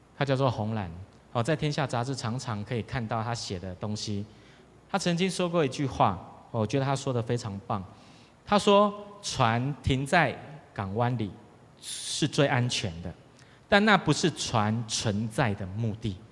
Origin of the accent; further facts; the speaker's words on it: Taiwan; 我们台湾人